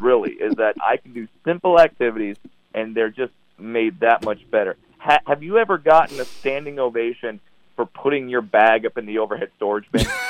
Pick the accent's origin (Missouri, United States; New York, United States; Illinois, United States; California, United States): California, United States; Orange County; I'm from Orange County, California